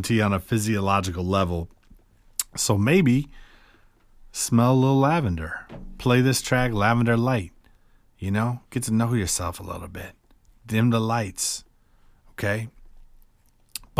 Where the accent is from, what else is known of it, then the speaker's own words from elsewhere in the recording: Cedar Rapids, Iowa, United States; I grew up in Cedar Rapids, Iowa